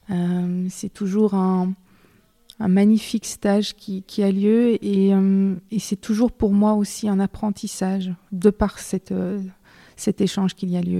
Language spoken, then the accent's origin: French; Belgium; Je suis belge, je vis, je travaille en Belgique.